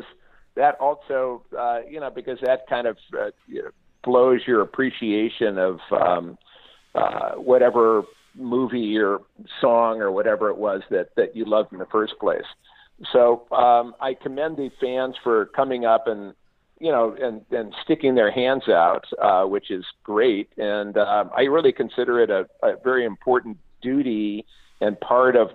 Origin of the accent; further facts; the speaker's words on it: Barrington, Illinois, United States; now in California, United States; I grew up in Northern Illinois and good old Barrington, Illinois, and that's why I moved to California